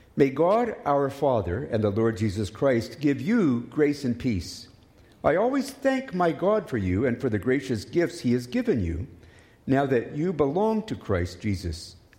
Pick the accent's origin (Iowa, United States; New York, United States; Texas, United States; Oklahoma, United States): Oklahoma, United States; now in Canada; As a child growing up in Oklahoma